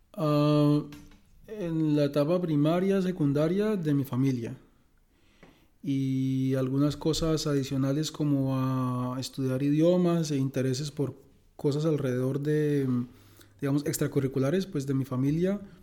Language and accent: Spanish; Bucaramanga, Santander, Colombia; moved away as an adult; also born or lived in San Gil, Colombia / Canada / United States / France; now in Eindhoven, Netherlands; Yo soy de Bucaramanga, creado mitad en Bucaramanga, mitad en San Gil